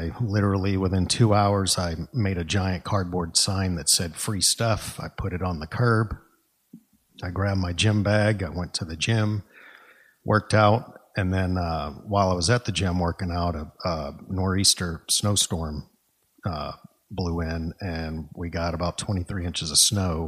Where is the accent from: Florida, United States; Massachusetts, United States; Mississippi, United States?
Massachusetts, United States; Boston; moved away as an adult; now in San Antonio, United States; I am originally from Massachusetts, the Boston area.